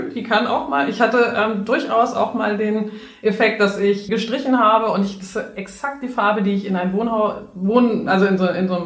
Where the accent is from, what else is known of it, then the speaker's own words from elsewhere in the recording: Netherlands; German is a second language; ich bin ja Holländer, ne? Und wir hatten, als ich aufgewachsen